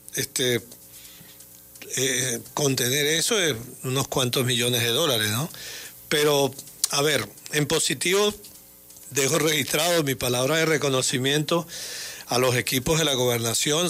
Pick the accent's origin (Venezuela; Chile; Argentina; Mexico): Venezuela; como venezolano